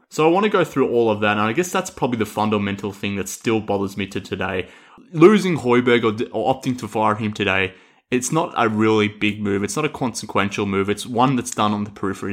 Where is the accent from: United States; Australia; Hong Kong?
Australia; accent: Australian; I'm obviously with my accent here from Australia